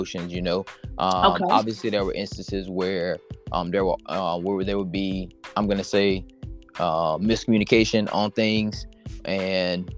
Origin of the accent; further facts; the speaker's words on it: Chesterfield, South Carolina, United States; I'm from Chesterfield, South Carolina. Everyone knows, a little small town